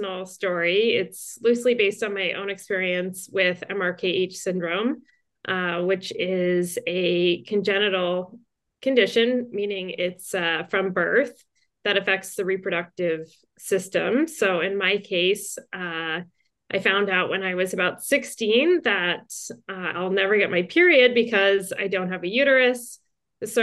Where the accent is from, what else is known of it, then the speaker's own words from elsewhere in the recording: New Jersey, United States; moved away as an adult; also born or lived in Montreal, Canada / Toronto, Canada; now in Los Angeles, United States; I was born to a big Irish Catholic family in Montreal. I'm the youngest of five girls, so a lot of feminine energy in my house. Then we moved to New Jersey. When I was little, I grew up in New Jersey, and then I went back to Canada